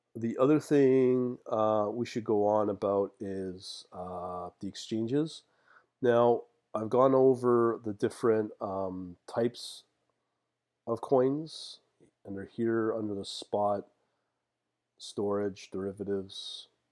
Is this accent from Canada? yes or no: yes; Canada; as a Canadian